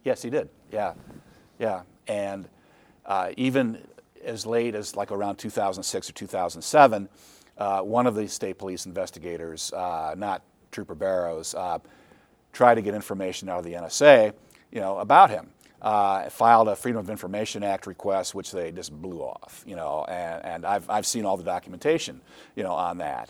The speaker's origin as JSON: {"language": "English", "town": "Holland", "region": "Michigan", "country": "United States", "tie": "born or raised there", "said": "I grew up in Holland"}